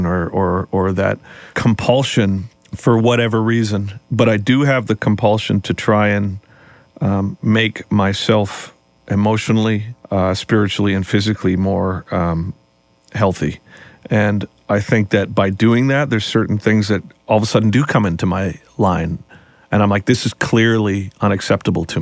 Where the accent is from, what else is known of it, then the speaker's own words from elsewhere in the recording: Canada; as a Canadian band